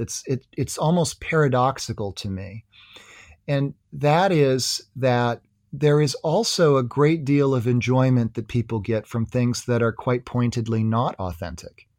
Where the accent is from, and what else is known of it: United States